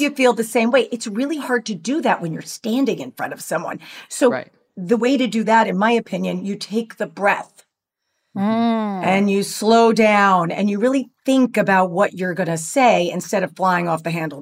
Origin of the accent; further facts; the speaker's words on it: New York, United States; also born or lived in Los Angeles; now in Orange County, United States; as a New Yorker, transplanted to LA and then dragged down to Orange County